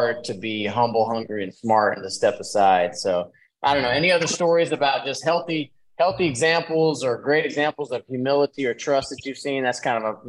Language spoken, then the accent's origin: English; Dallas, Texas, United States; I'm from Dallas